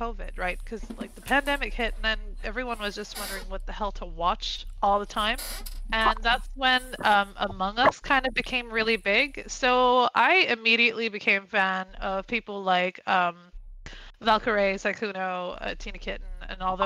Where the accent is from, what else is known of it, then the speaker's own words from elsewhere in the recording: Quebec City, Quebec, Canada; I'm from Quebec City, Canada. So I stream in both English and French.